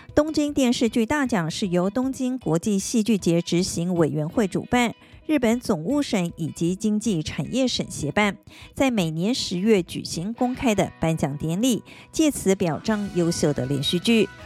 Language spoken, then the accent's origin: Chinese; Taiwan; Taiwan kara kimashita